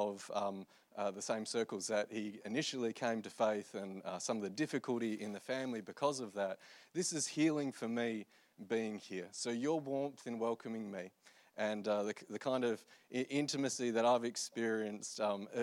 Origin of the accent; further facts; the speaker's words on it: Australia; I'm Australian.